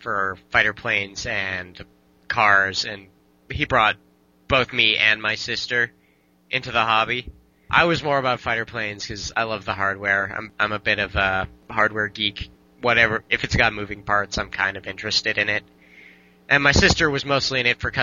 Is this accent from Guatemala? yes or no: no; Canada; I am Canadian